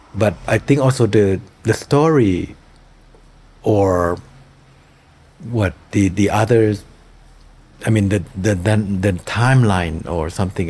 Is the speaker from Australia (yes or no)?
no; Thailand; Cemetery of Splendor that takes place in my hometown